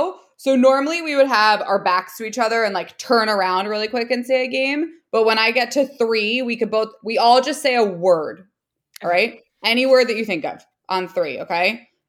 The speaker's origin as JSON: {"language": "English", "region": "New Jersey", "country": "United States", "said": "oh, I'm from New Jersey. I used to go into New York a lot."}